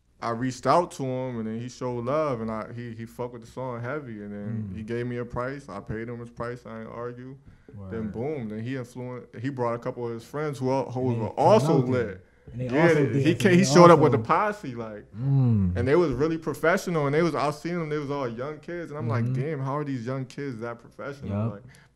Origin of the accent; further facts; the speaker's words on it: Connecticut, United States; I tell people I'm from Connecticut sometimes, and they don't even know that's in America.